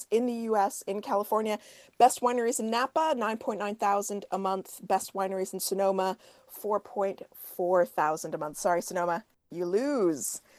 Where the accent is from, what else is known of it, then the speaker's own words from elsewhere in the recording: Canada; So in the U.S., I'm Canadian